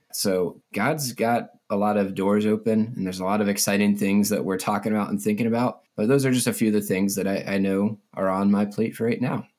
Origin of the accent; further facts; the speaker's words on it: Mount Airy, Maryland, United States; moved away as an adult; also born or lived in Lynchburg, Virginia; now in Colorado, United States; I grew up in, uh, Mount Airy, Maryland. pretty much my entire life.